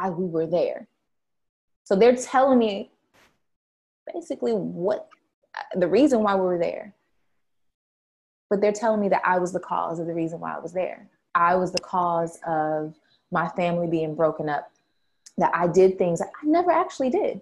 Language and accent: English; San Diego, California, United States; We're from California, all the way live San Diego, California